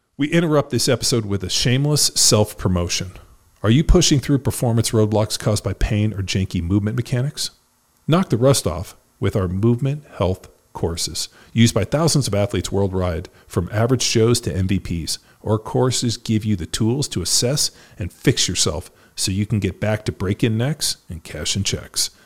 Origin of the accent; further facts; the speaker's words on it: Torrance, California, United States; I grew up in Torrance.